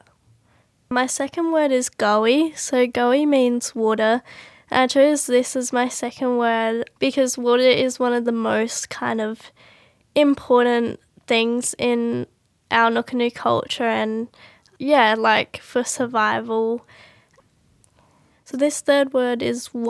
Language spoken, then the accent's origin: English; Adelaide, South Australia, Australia; I'm 18 and I live in Adelaide, and I grew up in Adelaide as well.